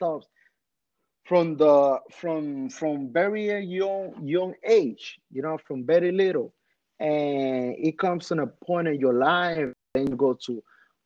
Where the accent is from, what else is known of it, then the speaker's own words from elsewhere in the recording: Dominican Republic; moved away; also born or lived in Washington Heights, New York, United States; I came from Dominican Republic fresh.